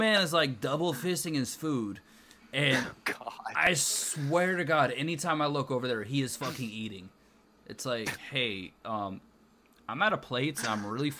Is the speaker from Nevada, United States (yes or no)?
no; Wisconsin, United States; Because I'm from Wisconsin.